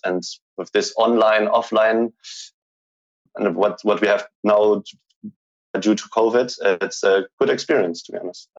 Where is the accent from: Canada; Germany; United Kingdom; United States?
Germany; English is a second language; Growing up in Germany, I always was thinking that you can just make a company if it's like a multi-million dollar company.